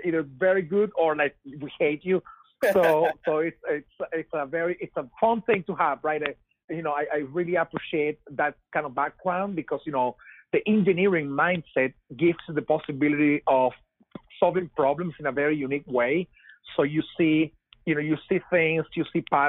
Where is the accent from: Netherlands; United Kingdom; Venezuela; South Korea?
Venezuela; English is a second language; moved away as an adult; now in United States; you may tell by my accent that I am not from here. I'm from Venezuela. I moved to the U.S. 8 years ago